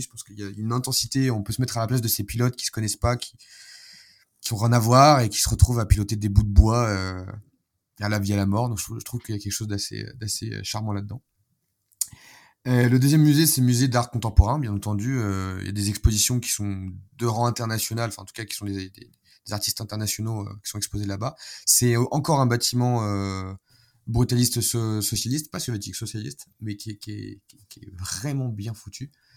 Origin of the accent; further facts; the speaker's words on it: France; moved away as an adult; now in Belgrade, Serbia; pour nous en tant que Français